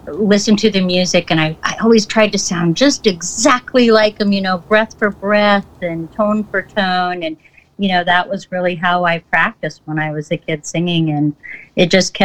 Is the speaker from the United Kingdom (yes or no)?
no; Montana, United States; moved away as an adult; now in Seattle, United States; I'm from Montana, a very small town in Montana